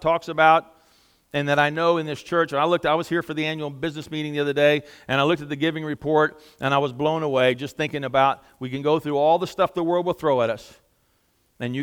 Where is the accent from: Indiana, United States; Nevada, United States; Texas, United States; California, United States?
Texas, United States; Southeast; moved away; I'm with him from Southeast Texas, and I guarantee you we don't have a lot of rhythm where we come from